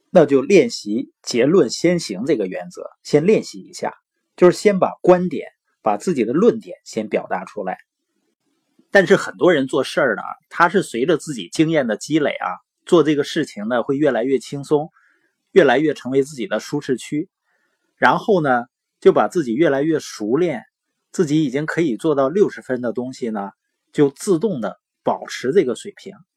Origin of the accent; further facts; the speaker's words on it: Northeast China, China; accent: Northeastern (Dongbei); 因为我是东北的口音嘛，往往有的时候评卷舌是不分的